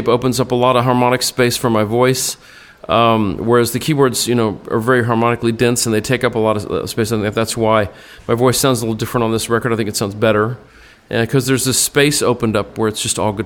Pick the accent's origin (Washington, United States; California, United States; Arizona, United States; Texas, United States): Texas, United States; Austin; I grew up in Austin with Eric and Gibbons and Stevie and, you know, Van Wilkes